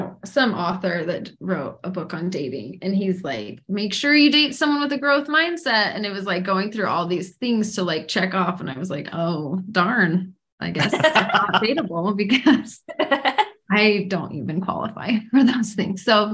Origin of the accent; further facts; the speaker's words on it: Utah, United States; also born or lived in Boston / Taiwan; I live in Utah. I'm born and raised in Utah. I served a mission for our church in Taiwan. So I speak very broken, like second grader Chinese. So it was a long time ago. I lived in Boston for 4 years.